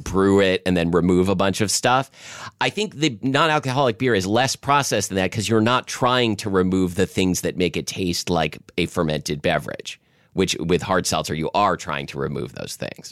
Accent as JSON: {"language": "English", "town": "Portland", "region": "Oregon", "country": "United States", "tie": "born or raised there", "said": "when I was a kid growing up in Southwest Portland"}